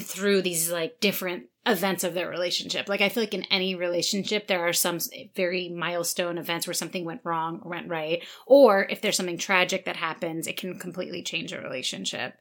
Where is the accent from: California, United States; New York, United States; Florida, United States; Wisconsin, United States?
New York, United States; we're from New York